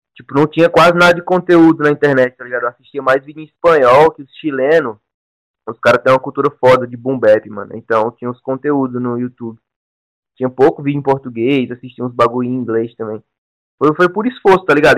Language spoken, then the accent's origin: Portuguese; Ceará, Brazil; also born or lived in São Paulo; eu moro no Ceará, tá ligado? Eu vim de São Paulo com 10 anos, moro no Ceará, no interior.